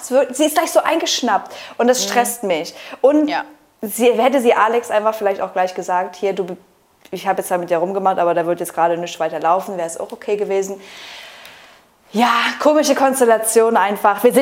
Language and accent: German; Essen, North Rhine-Westphalia, Germany; ja wir kommen halt aus Essen.